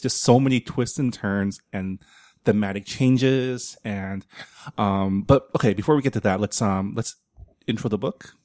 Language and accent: English; San Gabriel, California, United States; growing up in San Gabriel, um, most of my friends in high school were Vietnamese